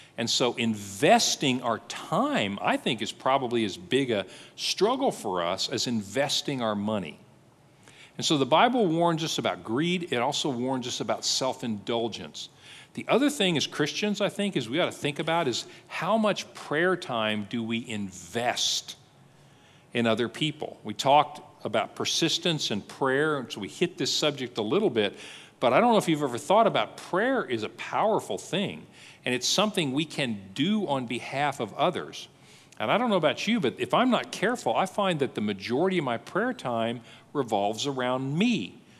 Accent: United States

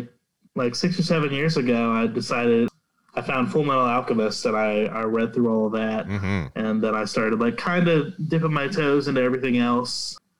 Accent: United States; as an American

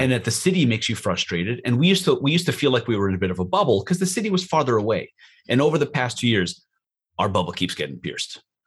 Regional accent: New York, United States; moved away; we're from New York

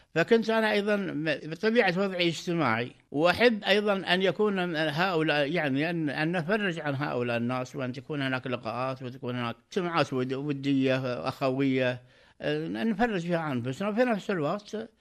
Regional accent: Qatar; انا مواطن قطري

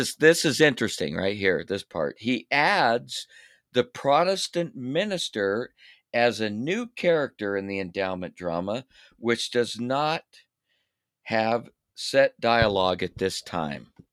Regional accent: St. George, Utah, United States; Saint George, "Yay, my hometown

